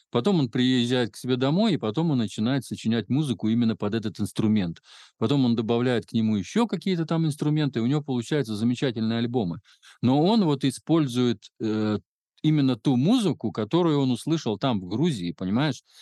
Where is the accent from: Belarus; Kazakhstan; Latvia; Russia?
Belarus